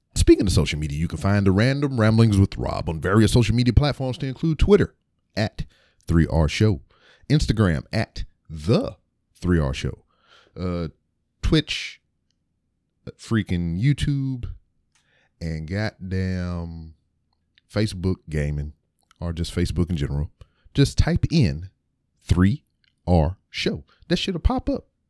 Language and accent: English; Lake Charles, Louisiana, United States; moved away; I was born in Lake Charles, Louisiana. I went to a elementary school called Cherry Street, which was later changed to J D Clifton